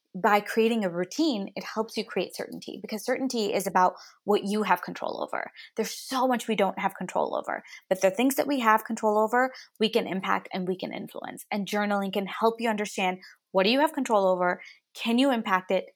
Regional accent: United States; also born or lived in India; I was clearly born there, I moved to the States when I was nine

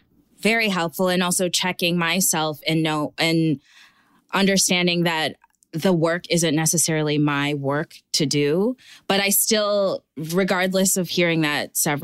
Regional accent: Minnesota, United States; I grew up in Minnesota, in Trump country, literally, and 20 minutes away is where George Floyd was murdered.

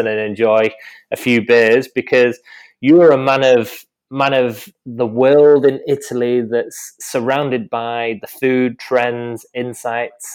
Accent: the north of England, United Kingdom; accent: northern; In my northern accent from northern England

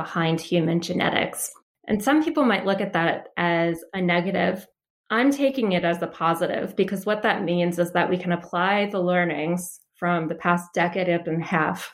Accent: Delaware, United States; also born or lived in Philadelphia, Pennsylvania; So I grew up in Delaware. I was born in Philly, and then I moved out to Delaware shortly after.

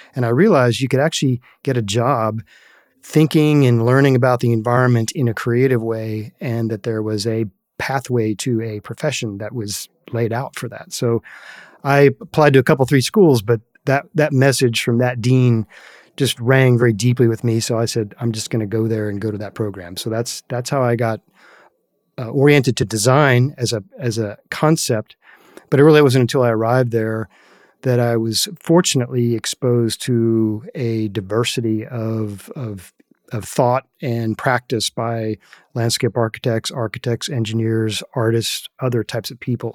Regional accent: Northern Virginia, United States; I was a very privileged young man growing up in Northern Virginia

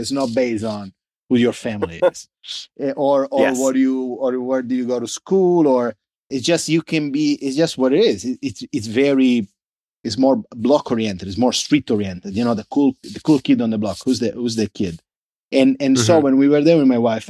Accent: Sicily, Italy; English is a second language; now in Los Angeles, United States; I was born and raised in Sicily, so as south as you get

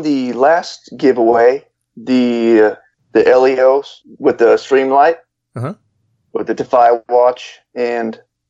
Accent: Houston, Texas, United States; I'm from Houston, Texas.

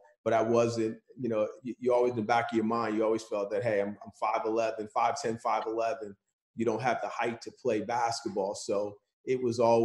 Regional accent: Hamilton, New Jersey, United States; I grew up single-parent household in Hamilton, New Jersey

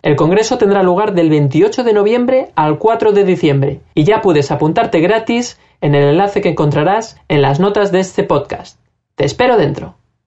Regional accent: Spain; moved away as an adult; also born or lived in Cuba; now in Miami, United States; me, crié en España

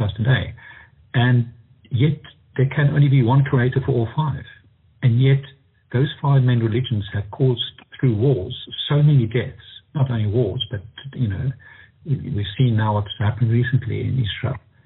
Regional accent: Pretoria, Gauteng, South Africa; I'm from South Africa, Pretoria, South Africa

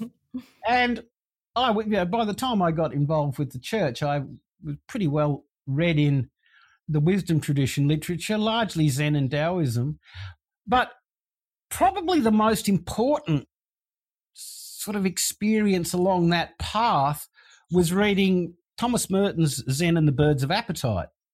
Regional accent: Sydney, New South Wales, Australia; I grew up in Sydney

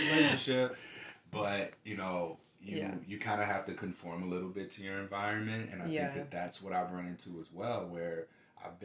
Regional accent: St. Louis, Missouri, United States; moved away as an adult; also born or lived in Houston, Texas; now in Portland, United States; Born and raised in St. Louis.

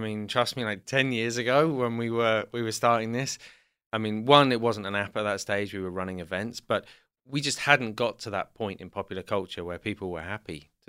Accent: South West England, United Kingdom; also born or lived in London; So I was born in London, but when I was about two, I moved to the southwest of England.

